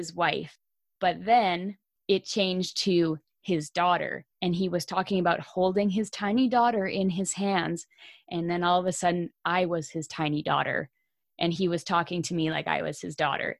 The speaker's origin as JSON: {"language": "English", "country": "Canada", "said": "I'm Canadian."}